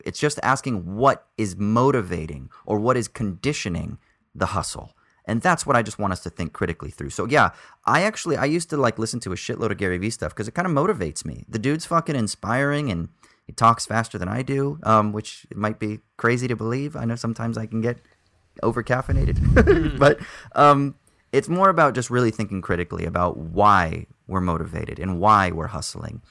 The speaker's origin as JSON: {"language": "English", "country": "United States", "accent": "American", "moved": "yes", "said": "my American accent"}